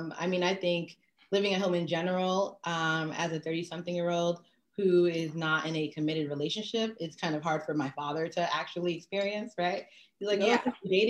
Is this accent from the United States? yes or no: yes; New York, United States; I'm from New York. I'm a Haitian American descent, first generation